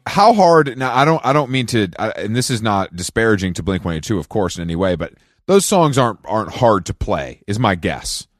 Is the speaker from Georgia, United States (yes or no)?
yes; Atlanta, Georgia, United States; moved away; down here in Atlanta